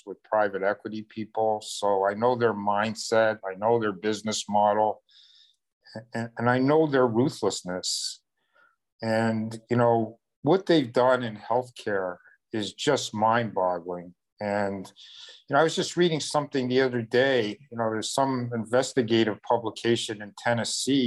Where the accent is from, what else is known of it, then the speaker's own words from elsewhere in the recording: Toronto, Ontario, Canada; now in United States; I grew up in Canada with socialized medicine. And when I grew up in Toronto